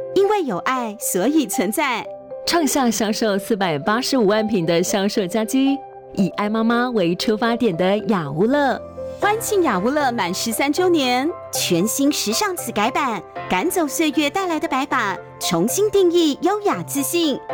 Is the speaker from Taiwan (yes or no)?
yes; Taiwan; 我们如何保住我们台湾